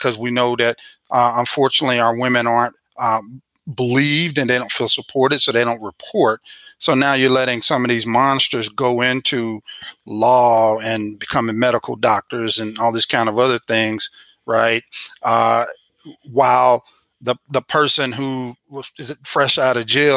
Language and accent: English; Missouri, United States; also born or lived in Illinois; I'm from Missouri